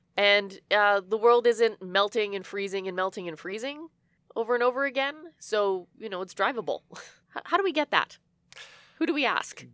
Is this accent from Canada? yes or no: yes; Canada; we're Canadian